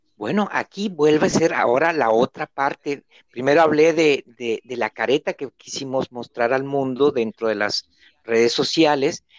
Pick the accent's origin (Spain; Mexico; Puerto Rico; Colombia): Mexico; now in Argentina; Yo soy mexicano, vivo aquí en Argentina, estoy solo